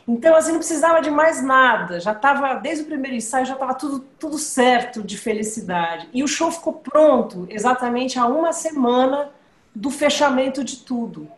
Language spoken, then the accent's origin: Portuguese; São Paulo, Brazil; Eu sou paulista